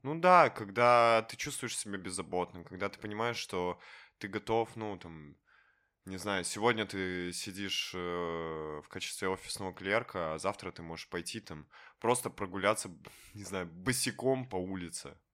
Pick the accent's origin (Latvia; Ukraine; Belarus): Belarus; Minsk; я в целом минчанин